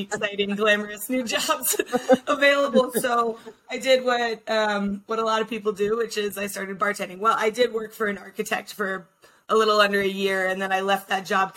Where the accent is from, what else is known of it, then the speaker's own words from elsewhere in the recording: Aspen, Colorado, United States; I grew up in Aspen